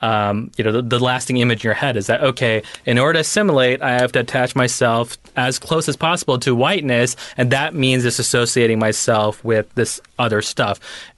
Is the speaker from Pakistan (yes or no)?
yes; Pakistan; I am your Pakistani friend now.